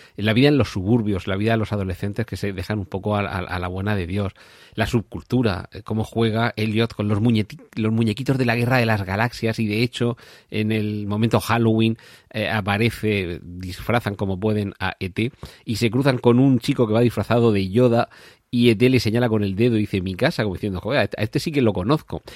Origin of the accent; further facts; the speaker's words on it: Region of Murcia, Spain; yo que soy de Murcia